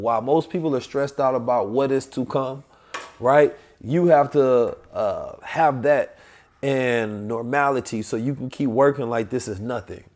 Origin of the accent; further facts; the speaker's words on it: St. Louis, Missouri, United States; also born or lived in Oakland, California; I'm from Oakland, California, grew up in Saint Louis